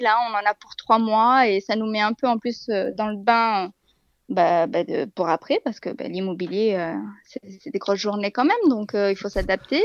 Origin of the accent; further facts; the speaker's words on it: Bordeaux, Nouvelle-Aquitaine, France; moved away as an adult; now in Burgundy, France; Je je suis pas de la région de Bourgogne, je suis originaire de Bordeaux. Ça fait quatre ans que nous sommes ici.